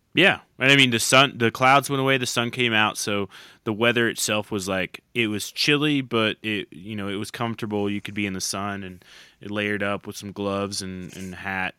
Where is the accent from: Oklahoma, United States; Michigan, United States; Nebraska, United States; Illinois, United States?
Oklahoma, United States; growing up in Oklahoma